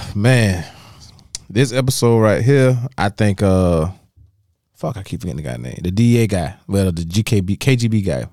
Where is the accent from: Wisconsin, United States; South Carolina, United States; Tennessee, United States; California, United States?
South Carolina, United States; Dallas; moved away; growing up in Dallas and South Carolina for a long time